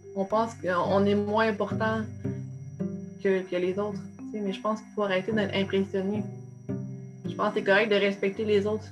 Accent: Trois-Rivières, Quebec, Canada; je viens, de, la Mauricie, là, donc euh, oui, l'UQTR, mais euh, oui, c'est ça, je suis née, à Trois-Rivières

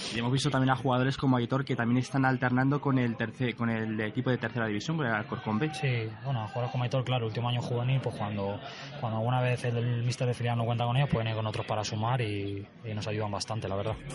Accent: Madrid, Community of Madrid, Spain; vivo aquí al lado, soy de Vallecas, soy rayista

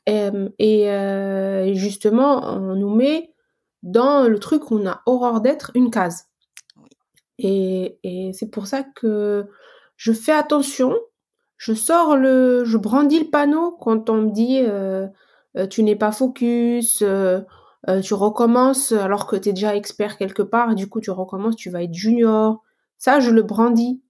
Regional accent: Algeria; moved away as an adult; now in France; je suis arrivée en France en 2006. J'ai quitté mon pays natal qui est l'Algérie.

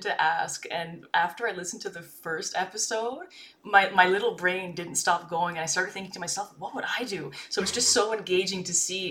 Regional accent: Canada; I'm a Canadian streamer.

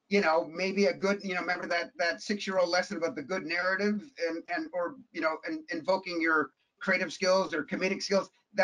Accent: Toronto, Ontario, Canada; we grew up sort of lower middle class. I mean, the teeny little 1100 square foot bungalow that I grew up in Toronto, once we settled down

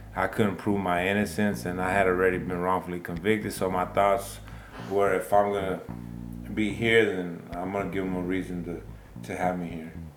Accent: Baytown, Texas, United States; I'm from Baytown, Texas. Born and raised

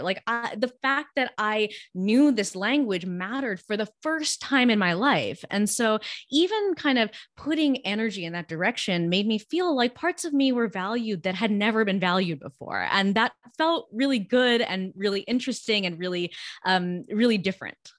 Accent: Los Angeles, California, United States; first language Gujarati; English is a second language; I grew up in Los Angeles

